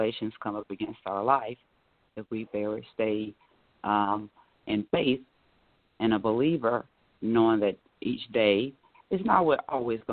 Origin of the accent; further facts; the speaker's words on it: Raeford, North Carolina, United States; now in Orlando, United States; I am based out of Orlando, Florida, but my hometown is Rayford, North Carolina, born and raised